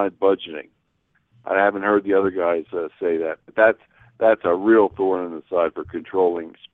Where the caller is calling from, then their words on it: Nevada, United States; I'm, I'm called from Nevada. I'm going to be there screaming for her.